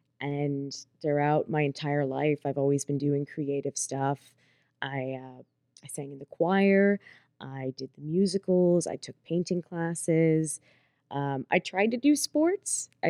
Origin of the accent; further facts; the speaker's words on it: Pittsburgh, Pennsylvania, United States; So I was born and raised in Pittsburgh, PA. I pretty much spent my entire life in one little township called Castle Shannon with my family.